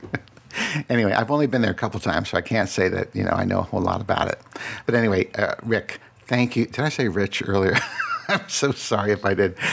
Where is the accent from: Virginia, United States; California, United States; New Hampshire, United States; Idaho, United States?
Virginia, United States; Falls Church; also born or lived in Radford, Virginia; most of my life, I grew up in Falls Church